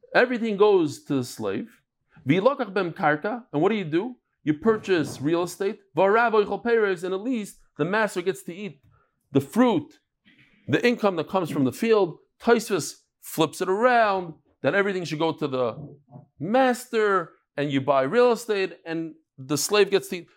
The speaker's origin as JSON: {"language": "English", "region": "New York", "country": "United States", "moved": "yes", "lives_now": "Israel", "said": "I'm from New York"}